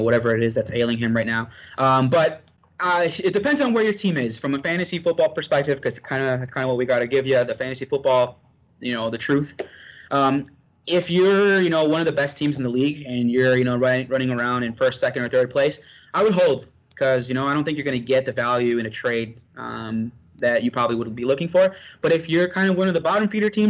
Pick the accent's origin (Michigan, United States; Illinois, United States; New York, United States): Illinois, United States; Chicago; we're from Chicago